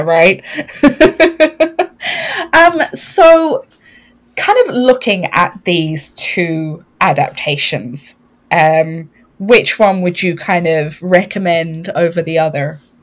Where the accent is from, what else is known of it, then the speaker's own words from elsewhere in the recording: Ireland; us being Irish